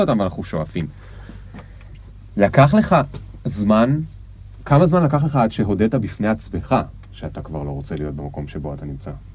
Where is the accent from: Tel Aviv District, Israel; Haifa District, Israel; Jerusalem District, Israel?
Haifa District, Israel; the Krayot; גדלתי בקריות